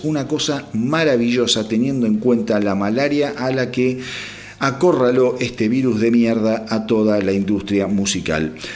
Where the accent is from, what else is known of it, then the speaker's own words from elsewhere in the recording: Argentina; como argentino